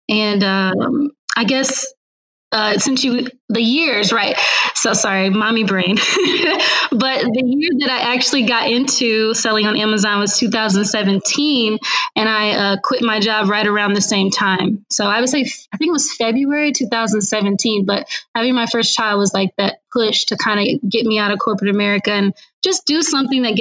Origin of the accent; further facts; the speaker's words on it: Indianapolis, Indiana, United States; also born or lived in San Diego; now in Austin, United States; I'm originally from Indianapolis, Indiana.